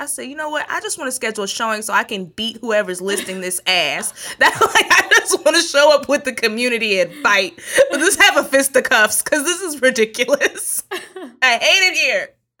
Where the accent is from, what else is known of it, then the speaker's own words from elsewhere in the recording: Texas, United States; Like, I'm from Texas, so I know some Tex-Mex, okay?